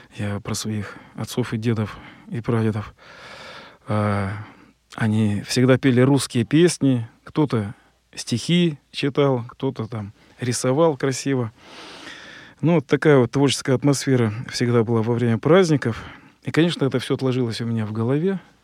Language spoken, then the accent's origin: Russian; Kostroma, Kostroma Oblast, Russia; я из Костромы, там у нас вокруг леса.